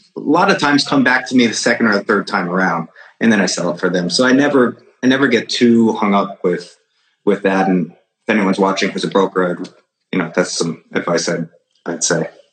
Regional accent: Fairfield County, Connecticut, United States; I grew up in Fairfield County, Connecticut, which is like an hour outside of here

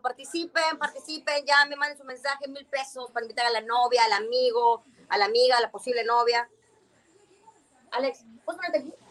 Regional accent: Mérida, Yucatán, Mexico; soy de Mérida

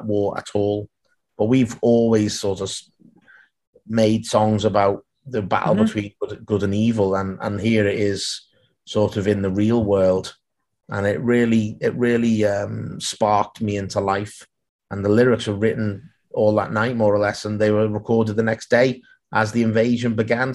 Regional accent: Liverpool, North West England, United Kingdom; I grew up in Liverpool, and so did my grandparents

